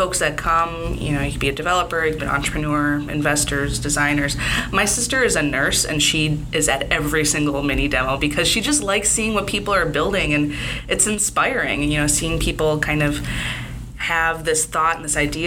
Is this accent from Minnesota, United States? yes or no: yes; St. Paul, Minnesota, United States; moved away as an adult; I grew up in St. Paul, moved away for a number of years, and moved back.